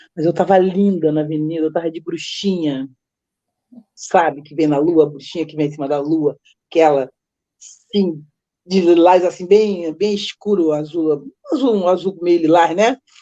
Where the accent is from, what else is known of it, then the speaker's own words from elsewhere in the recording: Rio de Janeiro, Brazil; eu vim morar em Vila Isabel, eu tô casada há 38 anos